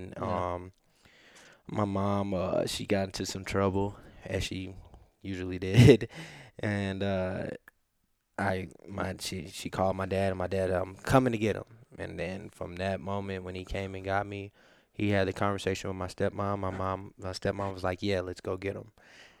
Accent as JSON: {"language": "English", "town": "Topeka", "region": "Kansas", "country": "United States", "tie": "born there", "said": "I was born in Topeka, Kansas."}